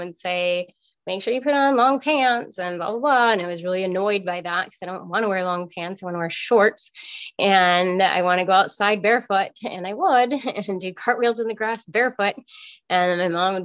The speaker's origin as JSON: {"language": "English", "town": "Federal Way", "region": "Washington", "country": "United States", "tie": "born or raised there", "also_born_or_lived": "Chicago", "moved": "as an adult", "said": "I grew up in Federal Way, Washington"}